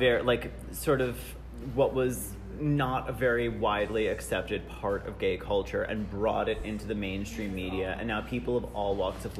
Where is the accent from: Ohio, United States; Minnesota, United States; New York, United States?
New York, United States; I'm from New York.